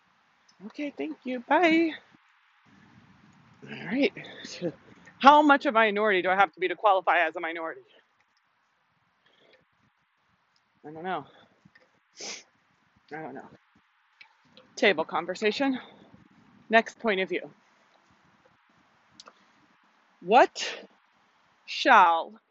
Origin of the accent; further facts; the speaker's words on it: Miami, Florida, United States; I was born in Miami, so I have been nurtured with the Caribbean cultures